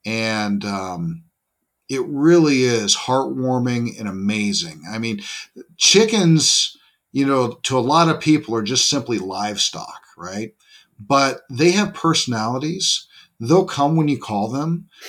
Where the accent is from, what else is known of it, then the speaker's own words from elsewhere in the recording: Gresham, Oregon, United States; I grew up in Gresham, Oregon, so I'm pretty familiar with the Oregon climate and whatnot.